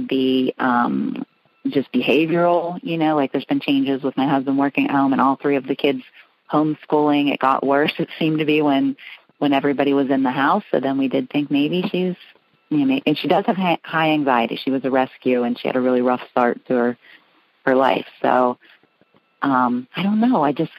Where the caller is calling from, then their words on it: Pittsburgh, Pennsylvania, United States; I'm calling from Pittsburgh, Pennsylvania.